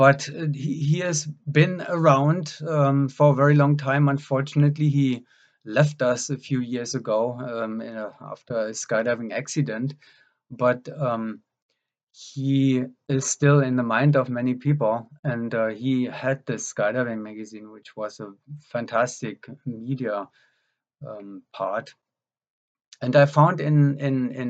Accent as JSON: {"language": "English", "country": "Germany", "tie": "born or raised there", "also_born_or_lived": "West Berlin", "moved": "yes", "said": "I grew up in Germany"}